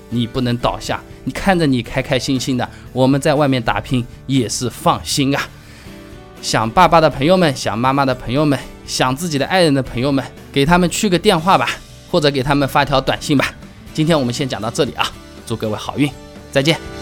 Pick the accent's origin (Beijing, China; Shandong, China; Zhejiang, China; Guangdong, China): Zhejiang, China; Hangzhou; accent: Hangzhou dialect; 按照我们杭州话说起来